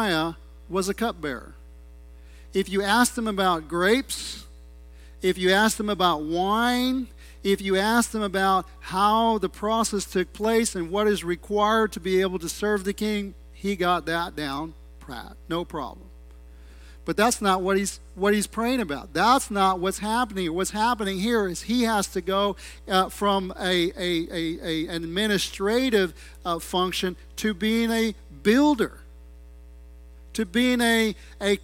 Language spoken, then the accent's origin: English; United States; I'm an American, I'm a gringo